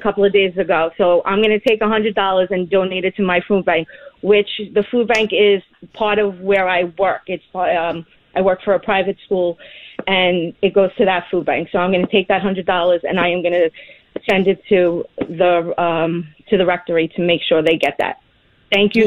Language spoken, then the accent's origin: English; New York City, New York, United States; I'm from Staten Island